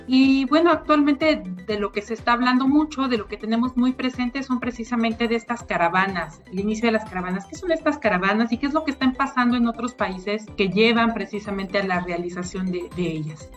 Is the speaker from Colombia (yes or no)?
no; Mexico; entre nosotros como mexicanos